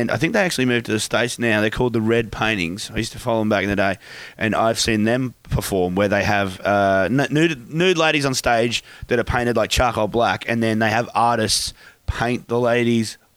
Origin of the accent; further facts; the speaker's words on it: New South Wales, Australia; now in Queensland, Australia; I was born in New South Wales, and now I'm, I'm living in Queensland.